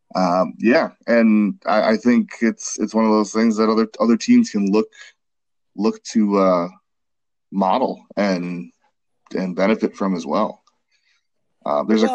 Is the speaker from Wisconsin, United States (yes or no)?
yes; Milwaukee, Wisconsin, United States; I grew up in Milwaukee